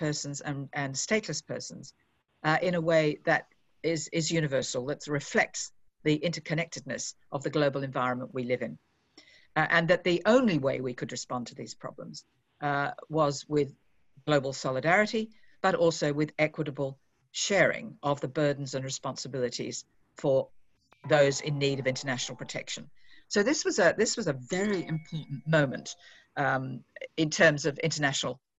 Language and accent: English; Australia; moved away as an adult; now in Geneva, Switzerland; as an Australian who's now had the last 8 months in Geneva